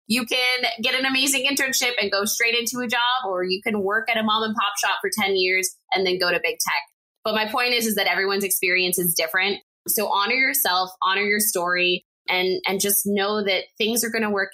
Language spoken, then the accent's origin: English; El Paso, Texas, United States; moved away as an adult; also born or lived in Lubbock, Texas; my hometown of El Paso, Texas